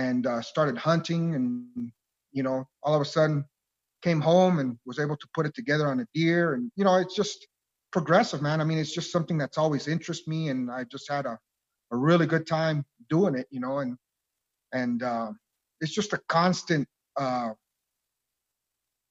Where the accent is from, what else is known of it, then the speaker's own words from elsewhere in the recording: Nogales, Arizona, United States; I was born and raised here in Nogales, Arizona